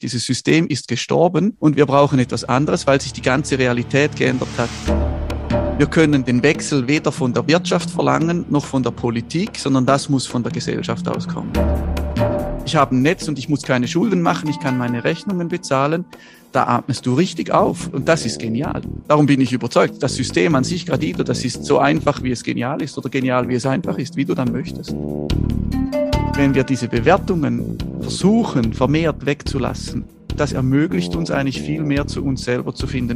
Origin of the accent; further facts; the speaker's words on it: Schaffhausen, Switzerland; Ich komme aus Schaffhausen also aus der Nordschweiz